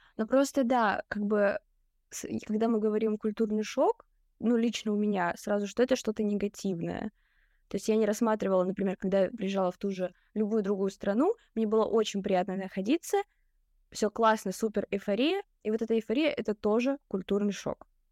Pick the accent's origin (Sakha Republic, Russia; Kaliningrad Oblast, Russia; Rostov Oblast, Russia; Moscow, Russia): Rostov Oblast, Russia; Rostov-on-Don; now in Saint Petersburg, Russia; я из Ростова-на-Дону